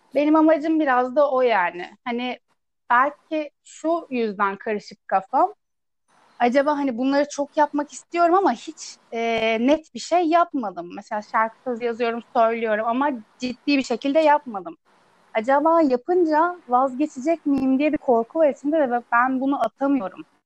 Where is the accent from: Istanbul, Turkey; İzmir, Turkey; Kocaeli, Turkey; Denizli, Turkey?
Istanbul, Turkey; also born or lived in Ankara / Çankırı; Büyüdüğüm yerde yani yine İstanbul'da bir ilçede